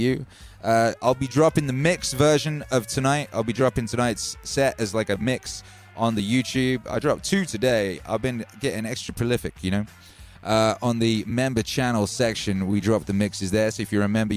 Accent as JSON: {"language": "English", "region": "Wales", "country": "United Kingdom", "tie": "born or raised there", "said": "I grew up in Wales"}